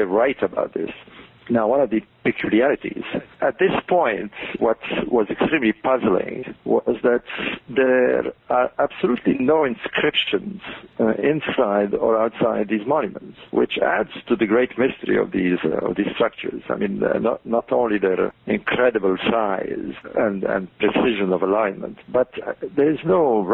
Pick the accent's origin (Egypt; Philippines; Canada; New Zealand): Egypt; moved away as an adult; also born or lived in Saudi Arabia / Australia; now in Spain; I was born in Egypt, grew up there as a child and a teenager.